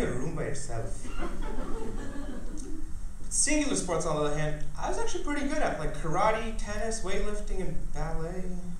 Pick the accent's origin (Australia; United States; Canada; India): India; Because I'm an Indian, my parents already arranged my marriage.